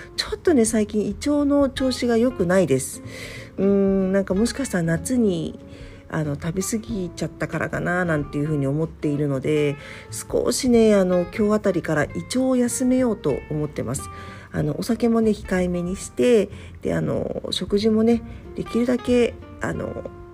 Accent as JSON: {"language": "Japanese", "region": "Tokyo", "country": "Japan", "tie": "born or raised there", "also_born_or_lived": "Arakawa, Tokyo", "moved": "yes", "said": "私がねあの住んでいる実家のある方"}